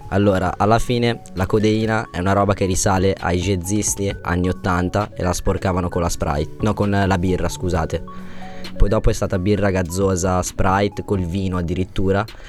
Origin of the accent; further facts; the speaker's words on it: Monza, Lombardy, Italy; now in Cesano Boscone, Italy; Sono di abitavo sono nato a Monza, adesso abito a Cesano Boscone, dove lavoro, praticamente sono di zona lì adesso